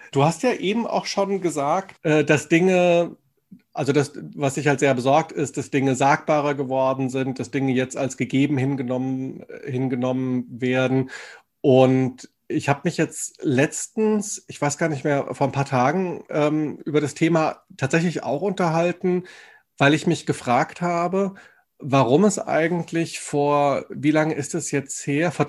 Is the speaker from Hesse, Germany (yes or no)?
yes; Wetzlar, Hesse, Germany; Also ich, ich komme ja ursprünglich aus Wetzlar, aus Mittelhessen